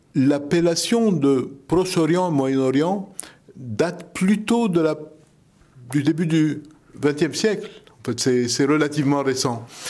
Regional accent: Lebanon; French is a second language; now in France; dans ma jeunesse au Liban

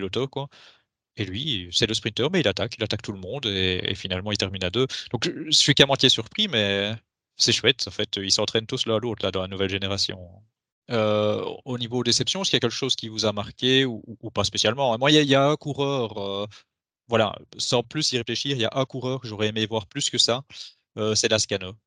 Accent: Belgium; nous en tant que Belges

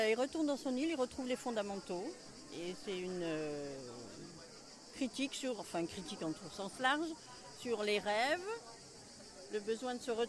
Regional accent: Normandy, France; now in Paris, France; Je viens de Normandie à la base et je vis à Paris maintenant.

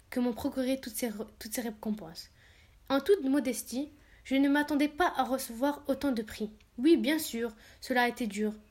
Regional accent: Rouen, Normandy, France; J'ai grandi à Rouen, dans une famille modeste

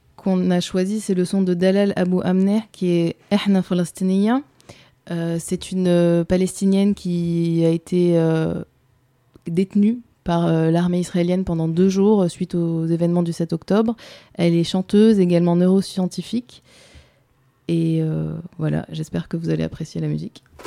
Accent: France; moi j'ai grandi en France, je suis française

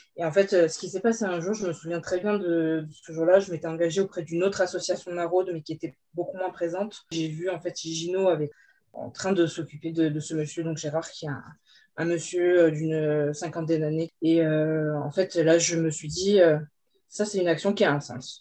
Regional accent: Corsica, France; moved away; also born or lived in Aix-en-Provence; je suis originaire de Corse

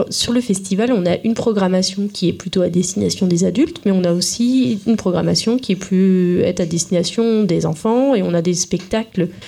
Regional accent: Occitania, France; Euh, je viens d'à côté de Toulouse.

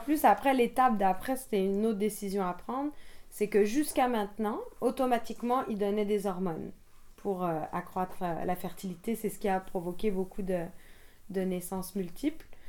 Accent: France; moved away as an adult; also born or lived in Quebec; now in Montreal, Canada; je suis française d'origine et je suis arrivée au Québec il y a 13 ans

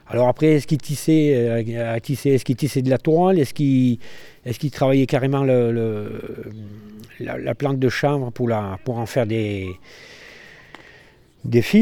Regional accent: France; Je suis né à Mainz en 1960, à la maternité qu'il y avait à Mainz qui a dû fermer dans les années 62, par là à peu près. Voilà. Et après, j'ai toujours euh, bah, vécu à Mainz et habité sur la place des Tisserands

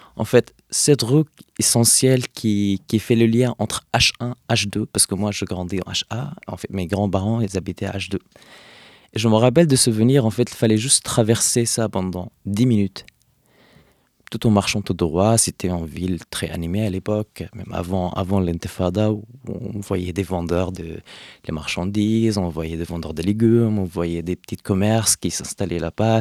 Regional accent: Hebron, West Bank, Palestine; moved away as an adult; now in Paris, France; d'Hébron, de Khalil, là où j'ai grandi

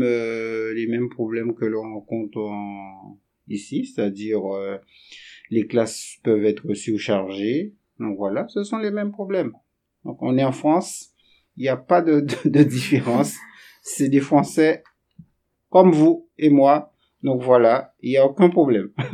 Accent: Guadeloupe; moved away as an adult; also born or lived in Montpellier; Je suis originaire euh, donc des Antilles et plus précisément de la Guadeloupe

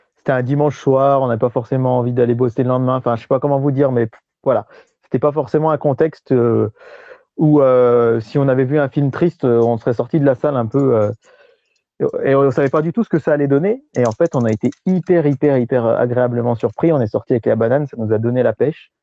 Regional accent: France

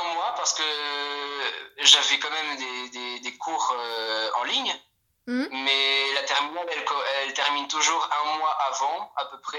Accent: Poland; je viens de finir euh, la terminale dans mon lycée en Pologne. Oui, je suis polonais.

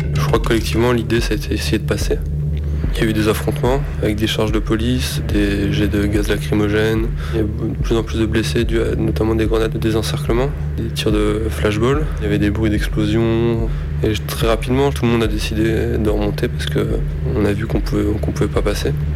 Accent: Lille, Hauts-de-France, France; Je viens de Lille

